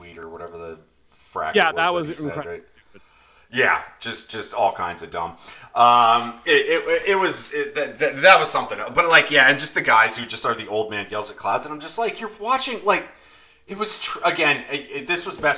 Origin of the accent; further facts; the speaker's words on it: Canada; we're Canadian